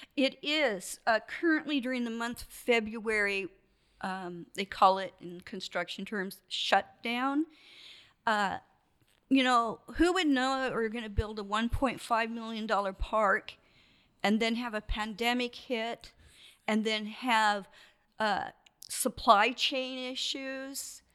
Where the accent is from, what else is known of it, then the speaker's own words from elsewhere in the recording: Portland, Oregon, United States; also born or lived in Brownsmead, Oregon; now in Astoria, United States; I grew up in Portland, and I had my career in Portland.